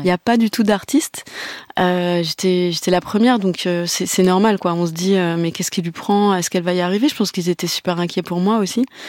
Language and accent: French; Breton, Brittany, France; il y a un truc chez les Bretons où on n'exprime euh, pas tout de suite nos sentiments